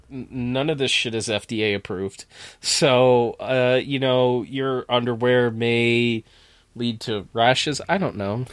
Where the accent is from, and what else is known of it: near Plattsburgh, New York, United States; born or raised there